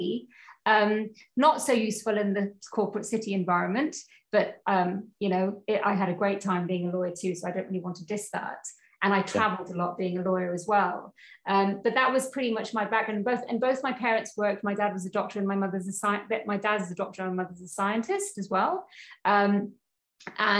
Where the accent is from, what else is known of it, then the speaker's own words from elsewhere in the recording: Cwmbran, Wales, United Kingdom; moved away as an adult; also born or lived in Carmarthen; now in New Zealand; I was born and raised in Wales, in South Wales